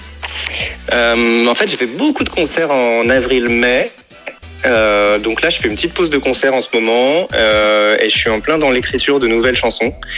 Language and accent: French; Paris, Île-de-France, France; je suis parisien